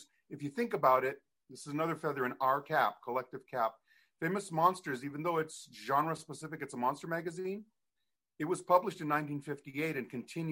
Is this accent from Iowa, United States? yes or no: no; Hawaii, United States; moved away; I was on an island. I'm from Hawaii.